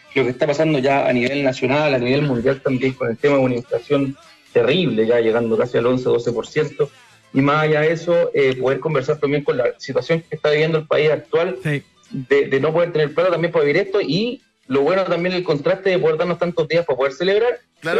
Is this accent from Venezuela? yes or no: no; Chile; somos la selección de Chile